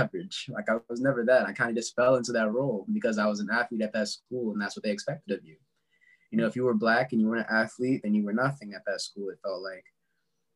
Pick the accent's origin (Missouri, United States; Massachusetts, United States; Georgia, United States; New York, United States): Missouri, United States; St. Louis; I'm from St. Louis, born and raised for the most part. You know, moved around a lot